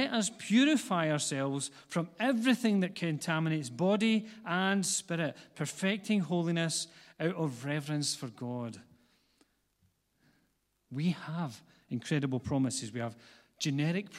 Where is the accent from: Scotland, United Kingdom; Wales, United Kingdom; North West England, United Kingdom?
Scotland, United Kingdom; Glasgow; I was born not far from here, and a lot of people don't know that, but I grew up on the east side of Glasgow, which is where my accent comes from